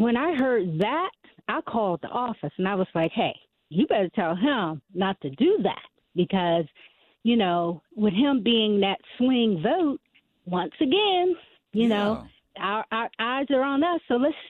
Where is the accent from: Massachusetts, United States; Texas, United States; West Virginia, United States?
West Virginia, United States; I'm from West Virginia